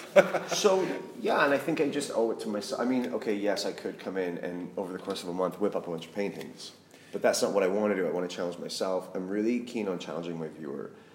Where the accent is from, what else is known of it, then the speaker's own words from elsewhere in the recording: Saskatchewan, Canada; moved away as an adult; now in London, United Kingdom; I'm a Canadian boy from Saskatchewan, the prairies